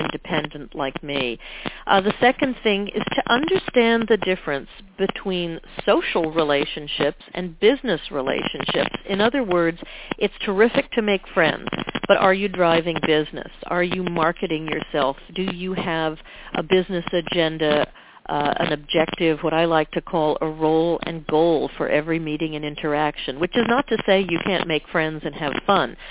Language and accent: English; New York City, New York, United States; also born or lived in Vermont; I came back to New York City where I was born